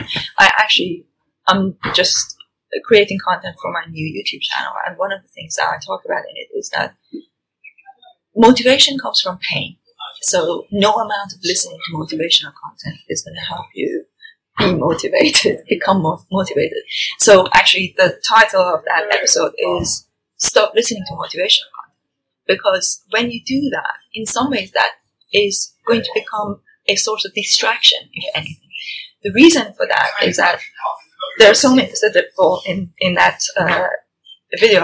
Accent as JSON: {"language": "English", "town": "Tehran", "region": "Tehran Province", "country": "Iran", "tie": "born or raised there", "moved": "as an adult", "lives_now": "United Kingdom", "said": "I was born and brought up in Tehran"}